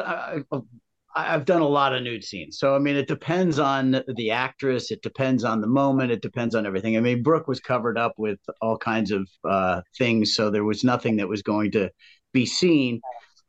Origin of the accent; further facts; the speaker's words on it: Rye, New York, United States; I'm from Rye, New York, very conservative